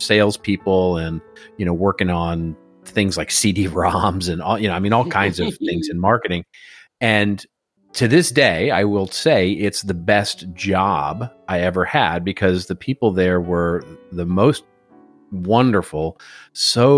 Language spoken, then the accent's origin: English; Texas, United States; moved away as an adult; now in Los Angeles, United States; I came originally from Texas. And as I like saying these days, I like being from Texas.